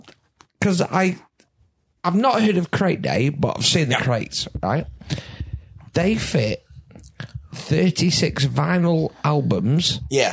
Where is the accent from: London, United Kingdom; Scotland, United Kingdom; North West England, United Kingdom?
North West England, United Kingdom; Manchester; now in Wellington, New Zealand; I'm from Manchester